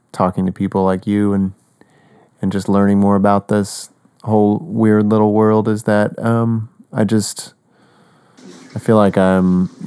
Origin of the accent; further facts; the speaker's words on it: Oklahoma, United States; And I'm from Oklahoma, west